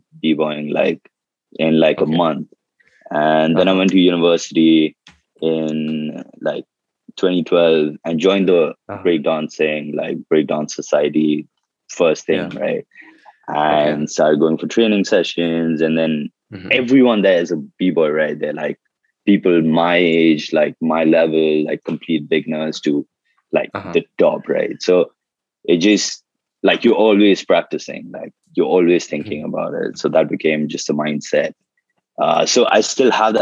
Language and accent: English; Kolkata, West Bengal, India; born or raised there; also born or lived in Darbhanga, Bihar